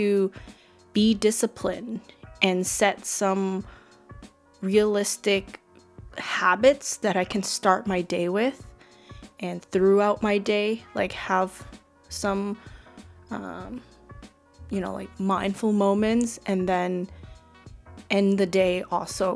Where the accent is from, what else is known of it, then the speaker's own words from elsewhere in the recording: Steveston, British Columbia, Canada; my hometown, which is Steveston